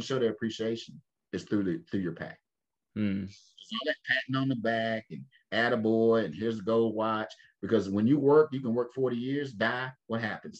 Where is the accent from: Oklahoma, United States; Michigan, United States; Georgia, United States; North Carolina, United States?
North Carolina, United States; Winston-Salem; my mother's father he started the first black insurance company in my hometown. I live in Winston Salem